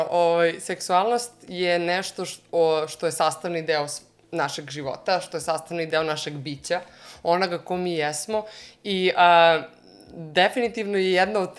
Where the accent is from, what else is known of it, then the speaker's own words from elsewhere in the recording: Jagodina, Šumadija and Western Serbia, Serbia; moved away as an adult; now in Germany; imam 28 godina, dolazim iz Jagodine, a, ali evo već a, e, tri, skoro četiri godine živim u Nemačkoj